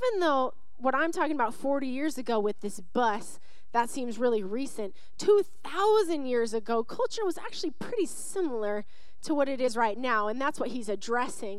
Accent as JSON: {"language": "English", "region": "Western Washington", "country": "United States", "tie": "born or raised there", "moved": "yes", "lives_now": "Arizona, United States", "said": "I grew up in Western Washington"}